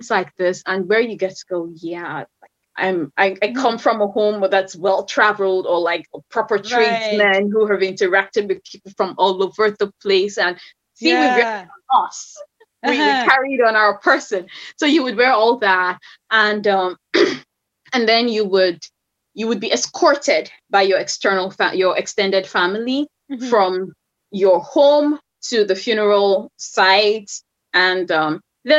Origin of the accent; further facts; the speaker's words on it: Rivers State, Nigeria; moved away; where I come from, I'm from Rivers State in Nigeria